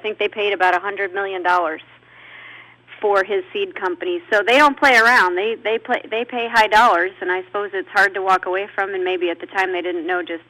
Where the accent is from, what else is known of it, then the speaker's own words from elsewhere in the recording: Iowa, United States; I'm from Iowa.